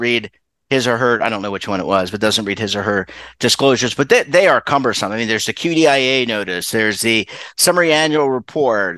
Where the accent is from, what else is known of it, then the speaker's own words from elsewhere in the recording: Baltimore, Maryland, United States; I have born and raised in Baltimore